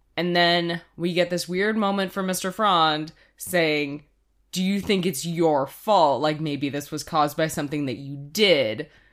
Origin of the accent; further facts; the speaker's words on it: Canada; we're Canadian